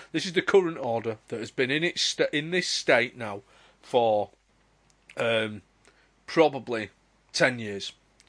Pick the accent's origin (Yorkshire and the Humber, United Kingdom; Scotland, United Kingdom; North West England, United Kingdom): Yorkshire and the Humber, United Kingdom; Bradford; now in Manchester, United Kingdom; When I growing up in Bradford